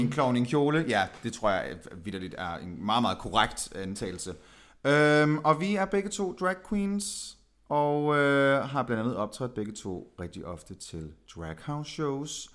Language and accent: Danish; Aalborg, North Denmark Region, Denmark; jeg er født og opvokset i Aalborg